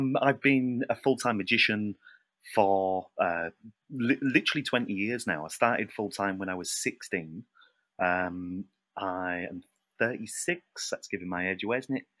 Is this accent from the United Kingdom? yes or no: yes; United Kingdom; being British